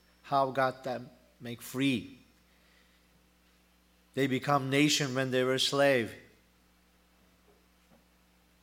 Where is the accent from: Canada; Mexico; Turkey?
Turkey; English is a second language; moved away as an adult; now in United States; I'm Turkish. And almost 1 year, I'm United States. And I am hoping to turn back to my country someday.